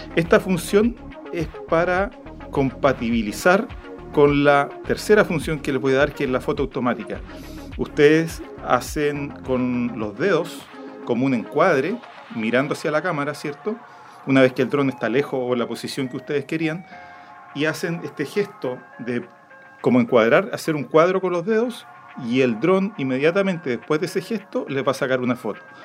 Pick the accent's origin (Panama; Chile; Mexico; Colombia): Chile; accent: Chilean; el chileno, eh, nuestra forma de hablar puede ser complicada